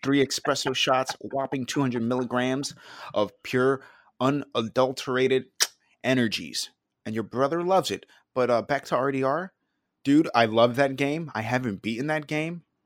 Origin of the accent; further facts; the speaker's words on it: New York, United States; growing up in New York